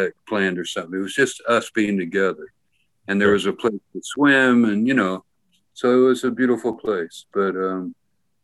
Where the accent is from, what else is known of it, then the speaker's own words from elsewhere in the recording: Manhattan, Kansas, United States; also born or lived in Lawrence, Kansas; I was born in Manhattan, Kansas, about an hour away